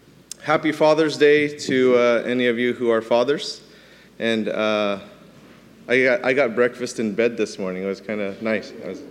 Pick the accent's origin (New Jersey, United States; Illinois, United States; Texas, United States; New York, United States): New York, United States; New York City; I was born in New York City